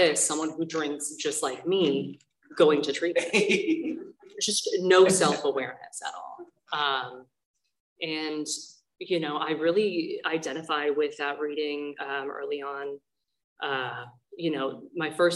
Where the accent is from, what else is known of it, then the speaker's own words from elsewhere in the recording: Thousand Oaks, California, United States; also born or lived in Tustin, California; I'm really from Thousand Oaks, from Ventura County